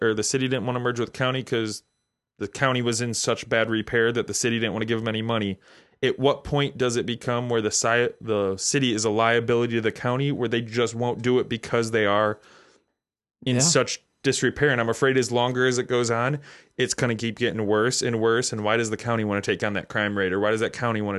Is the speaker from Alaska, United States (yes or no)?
no; Chicago, Illinois, United States; moved away as an adult; also born or lived in Florida; now in St. Louis, United States; I was born and raised in Chicago